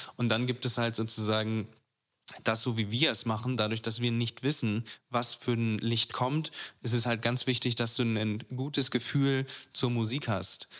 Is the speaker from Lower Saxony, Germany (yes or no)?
yes; Braunschweig, Lower Saxony, Germany; moved away as an adult; now in Berlin, Germany; ich bin aus Braunschweig weggezogen